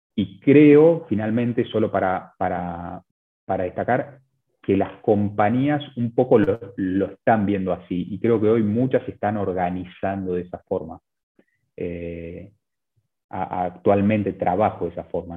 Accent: Buenos Aires, Argentina; also born or lived in Chile; yo, soy de, Buenos Aires, de Argentina

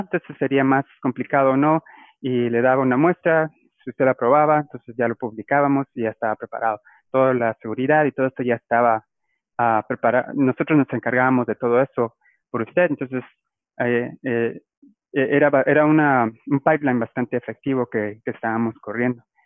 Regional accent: Guatemala City, Guatemala Department, Guatemala; moved away as an adult; now in Biloxi, United States; yo ah, soy originario de, Guatemala. Ah, yo crecí en la ciudad

